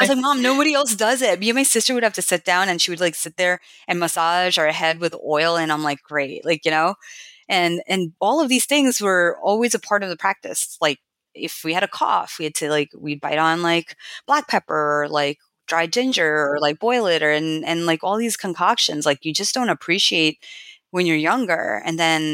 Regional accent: United States; also born or lived in New York / India / Kerala; growing up in America

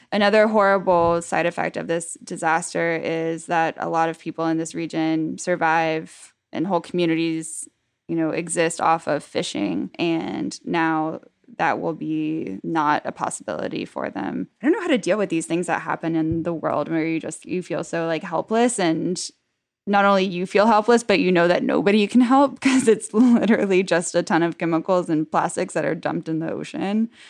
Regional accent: Dallas, Texas, United States; moved away; my neighborhood in Dallas where I grew up

